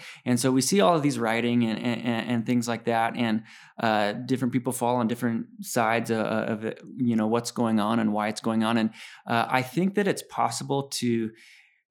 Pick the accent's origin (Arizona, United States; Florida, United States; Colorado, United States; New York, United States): Colorado, United States; Denver; I grew up in Denver